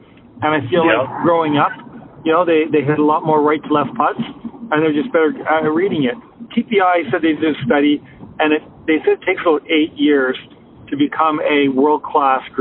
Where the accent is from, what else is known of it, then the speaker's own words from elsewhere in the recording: Canada; I'm Canadian